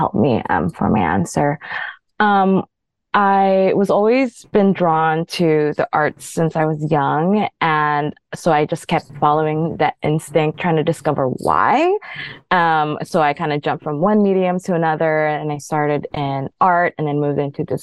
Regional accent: Philippines; moved away; also born or lived in Honolulu, Hawaii, United States; I'm born and raised in the Philippines, then continued to grow up in Honolulu, Hawaii

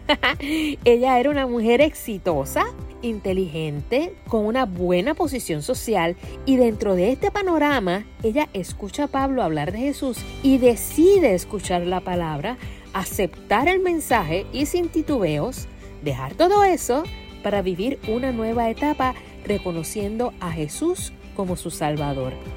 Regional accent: Carolina, Puerto Rico; soy de la Tierra de Gigantes, Carolina, en Puerto Rico

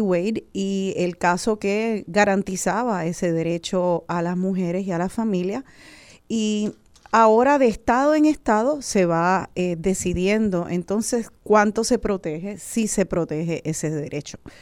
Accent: Puerto Rico; also born or lived in United States; como boricua, como una boricua eh, que vive aquí y soy orgullosa de ser puertorriqueña

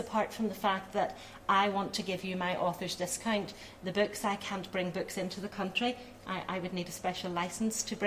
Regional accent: Belfast, Northern Ireland, United Kingdom; My family at that time, when I was born, were living in working class Belfast. But I'm very fortunate to have been brought up by parents

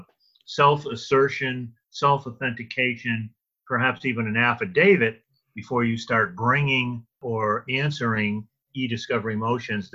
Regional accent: Louisiana, United States; my home state of Louisiana

